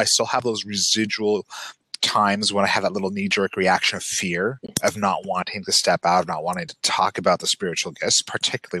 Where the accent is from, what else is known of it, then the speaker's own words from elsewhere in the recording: Utah, United States; growing up in Utah, where Mormonism is the dominant religion and continues to play a very oversized role in people's lives and in life here